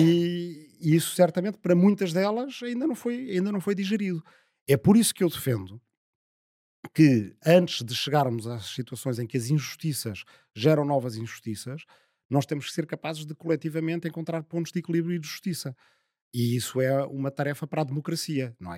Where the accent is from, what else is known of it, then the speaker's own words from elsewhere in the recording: Azambuja, Lisbon, Portugal; a minha aldeia é a última do Conselho da Zambuja